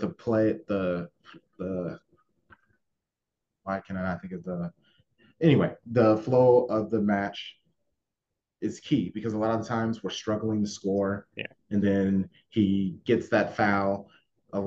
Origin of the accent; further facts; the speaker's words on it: United States; I'm an American